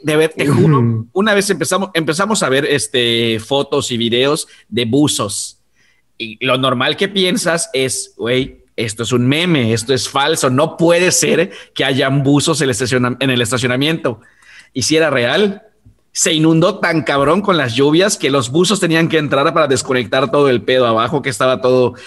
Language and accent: Spanish; Mexico; now in Yucatán, Mexico; somos eh, mexicanos